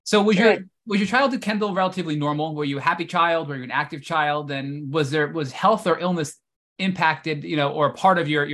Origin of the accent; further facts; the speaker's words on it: New York, United States; as a New Yorker